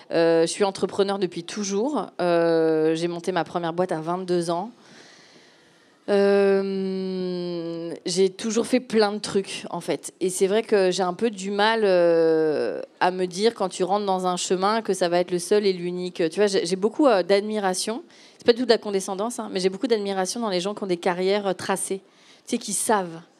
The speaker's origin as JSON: {"language": "French", "country": "Gabon", "tie": "born or raised there", "moved": "yes", "said": "non, en fait, j'ai grandi en Afrique. Euh, je suis fille d'expatriés. Donc, à 7-8 ans, euh, de mémoire, j'étais hum, au Gabon."}